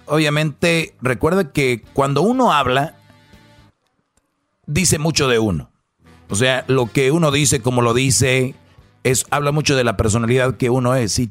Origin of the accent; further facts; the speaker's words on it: Huehuetenango, Guatemala; now in Colorado, United States; Ah, de Huehuetenango.